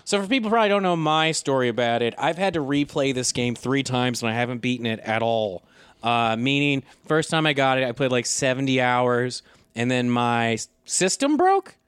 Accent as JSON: {"language": "English", "country": "United States", "said": "I'm so American, I've been surrounded by weapons so much"}